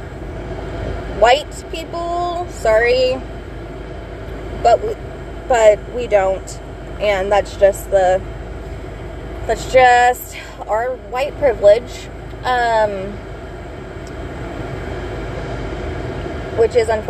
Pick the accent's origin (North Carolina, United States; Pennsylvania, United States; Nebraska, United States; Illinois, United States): Nebraska, United States; we are from Nebraska